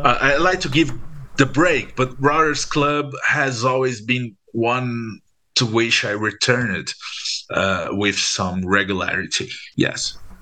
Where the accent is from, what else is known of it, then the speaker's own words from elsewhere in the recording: Brazil; in Brazil, when we when we are uh, from a middle class uh, family, we learn at school that we not Brazilian